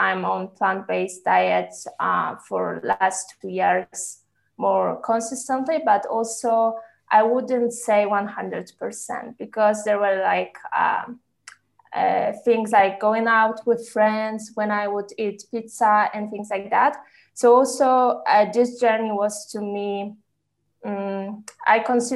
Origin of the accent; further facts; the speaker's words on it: Poland; now in Switzerland; currently I live in Switzerland, but I'm originally from Poland